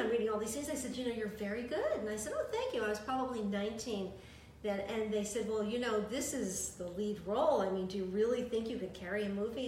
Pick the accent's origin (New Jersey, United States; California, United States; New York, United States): New York, United States; New York City; also born or lived in Yonkers, New York; In the Bronx, and then we moved to Yonkers